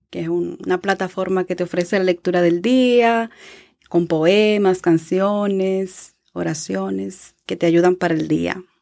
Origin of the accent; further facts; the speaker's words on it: Santo Domingo, Distrito Nacional, Dominican Republic; now in Reading, United States; Yo vengo de Santo Domingo, donde allí también trabajé en educación. Y ahora estoy aquí a servicio de la comunidad.